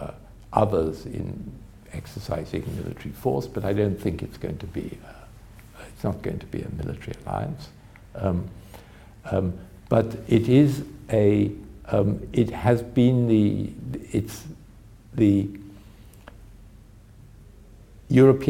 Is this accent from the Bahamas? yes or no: no; United Kingdom; my country, in Britain